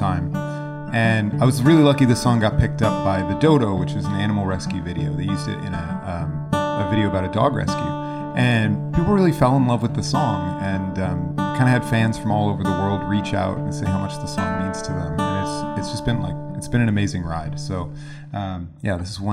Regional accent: Cleveland, Ohio, United States; moved away as an adult; now in Toronto, Canada; I'm from Cleveland, Ohio

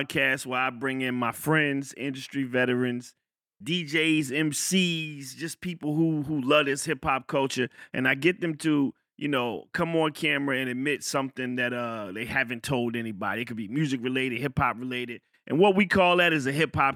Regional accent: Fayetteville, North Carolina, United States; I grew up in Fayetteville

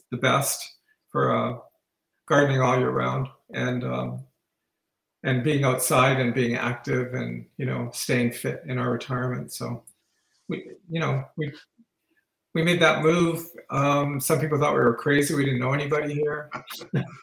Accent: Sault Ste. Marie, Ontario, Canada; I grew up in Sault Ste. Marie. I'm a Northern Ontario boy

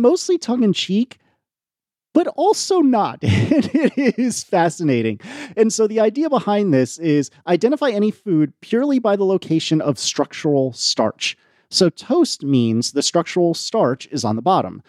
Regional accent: the New York area, United States; I grew up in the New York area

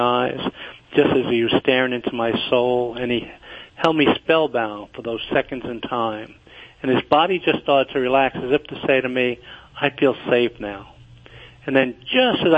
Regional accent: Kentucky, United States; moved away as an adult; also born or lived in New York; I'm originally from Kentucky

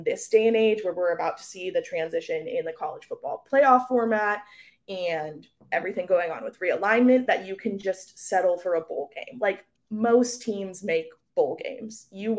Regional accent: Washington, United States; I'm originally from Washington State, so we did a lot of that growing up.

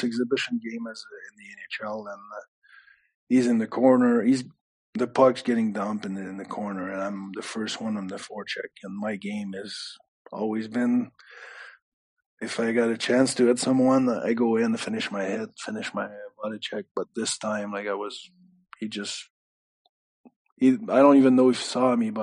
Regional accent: Canada; now in Belfast, United Kingdom; I'm French Canadian

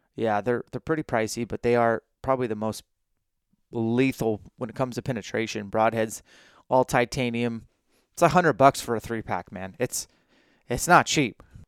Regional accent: Washington, United States; I'm from Washington State

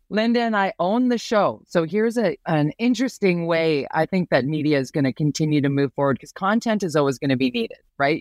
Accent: Vancouver, British Columbia, Canada; I'm from Vancouver.

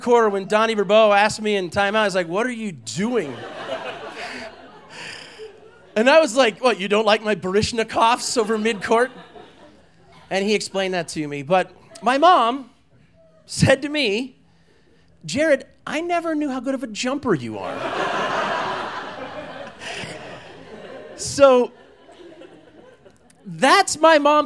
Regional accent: Walden, Colorado, United States; I was a husky boy, and I grew up in Walden, Colorado

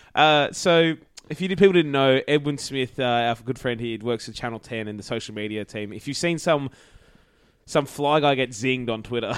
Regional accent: Queensland, Australia; as a Queenslander

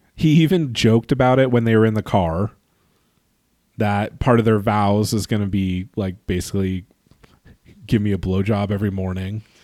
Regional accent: California, United States; growing up in California

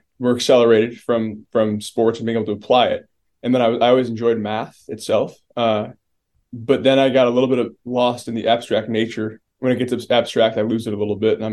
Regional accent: Buffalo, New York, United States; moved away; I grew up born and raised in Buffalo, New York.

